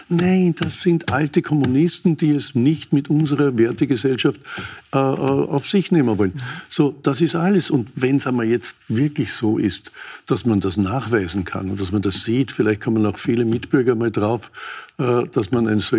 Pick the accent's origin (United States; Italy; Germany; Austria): Austria; bin ich stolz darauf als Österreicher, dass das gelungen ist.